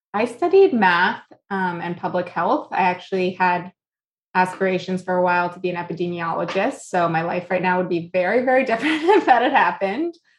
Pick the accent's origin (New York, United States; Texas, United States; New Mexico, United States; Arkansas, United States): New York, United States; moved away; also born or lived in South Florida / Boston; I was born here. I'm a New Yorker.